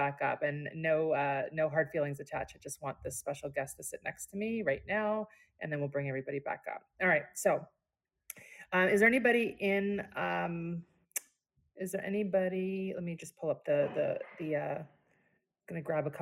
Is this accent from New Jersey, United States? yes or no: yes; Cherry Hill, New Jersey, United States; also born or lived in Philadelphia; I was raised in Southern New Jersey too, in Cherry Hill.